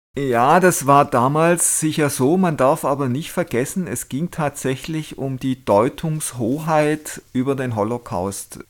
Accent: Germany; wir als Deutsche

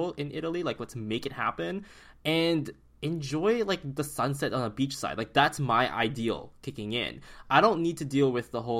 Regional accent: Philippines; now in Vancouver, Canada; coming from a tropical country as like a Filipino such as myself

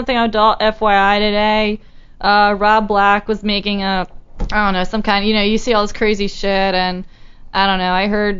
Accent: Baltimore, Maryland, United States; accent: Baltimore; I I've been born and raised in Baltimore pretty much my whole life.

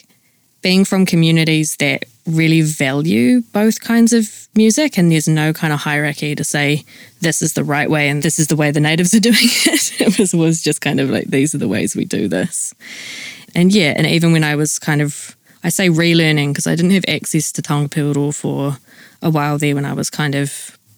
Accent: New Zealand; now in Wellington, New Zealand; I grew up in the North Island, away from our whenua, but I grew up under Kurawai Aroha from Tūwhare Toa and Te Aroa and other iwi from around

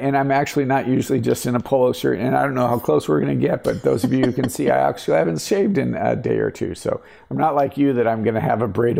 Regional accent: Colorado, United States; moved away; I'm from Colorado.

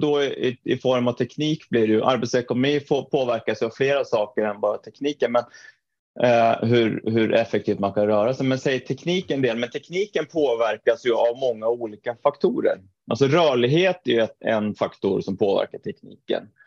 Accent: Trondheim, Trøndelag, Norway; moved away as an adult; also born or lived in Mora, Sweden; now in Stockholm, Sweden; född och uppvuxen i Trondheim i Norge

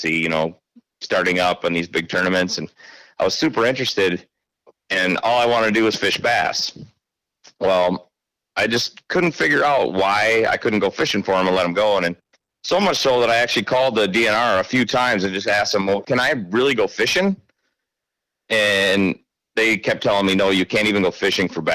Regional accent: Stoughton, Wisconsin, United States; When I was a kid growing up in Stoughton

